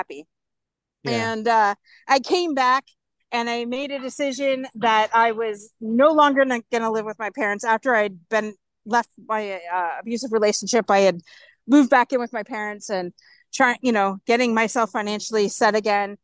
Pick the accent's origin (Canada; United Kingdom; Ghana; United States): Canada; I'm from Canada.